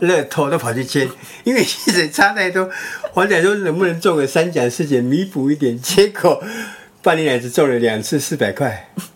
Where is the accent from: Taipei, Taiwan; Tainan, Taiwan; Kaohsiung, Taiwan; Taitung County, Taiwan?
Taitung County, Taiwan; moved away as an adult; 我又会讲母语，我是在地人